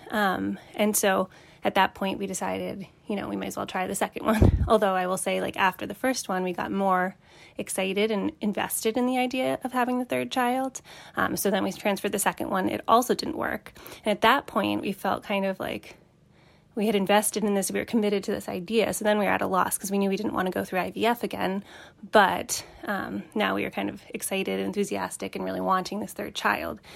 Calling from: Boston, Massachusetts, United States; I'm calling from the Boston area

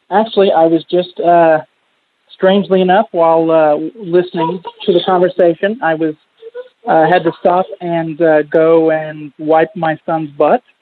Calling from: Oklahoma City, Oklahoma, United States; from Oklahoma City.

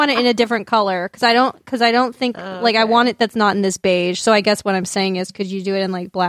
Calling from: Zimbabwe

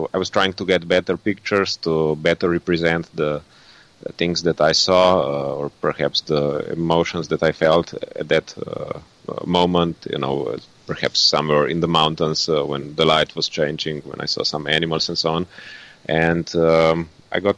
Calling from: Ljubljana, Slovenia; English is a second language; I'm currently in uh, Ljubljana, in Slovenia.

